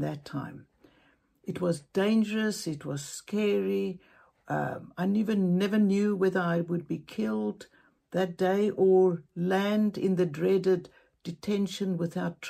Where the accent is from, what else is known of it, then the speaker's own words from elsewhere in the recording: Cape Town, Western Cape, South Africa; I'm from Cape Town, South Africa